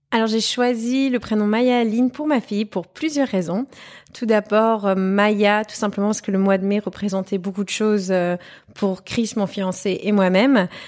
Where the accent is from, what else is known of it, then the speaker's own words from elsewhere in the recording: Germany; je suis née, j'ai grandi en Allemagne